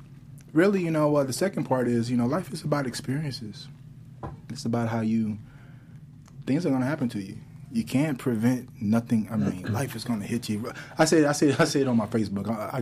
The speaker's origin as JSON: {"language": "English", "town": "Chicago", "region": "Illinois", "country": "United States", "said": "I'm from Chicago"}